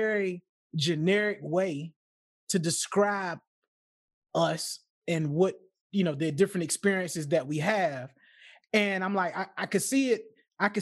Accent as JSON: {"language": "English", "region": "Chesapeake Bay area", "country": "United States", "said": "I'm from the Chesapeake Bay area"}